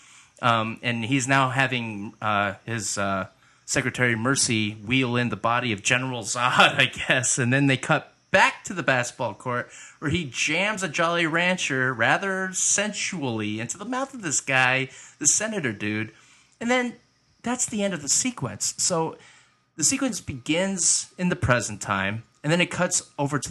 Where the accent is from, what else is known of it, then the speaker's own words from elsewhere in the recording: southeastern Michigan, United States; us kids are from Michigan. We're Michigan boys, southeastern Michigan boys